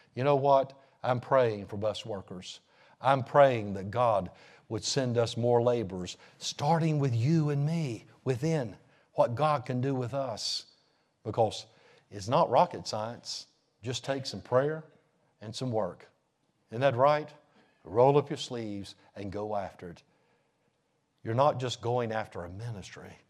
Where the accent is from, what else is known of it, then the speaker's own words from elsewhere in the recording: North Carolina, United States; I'm from the States. I'm from North Carolina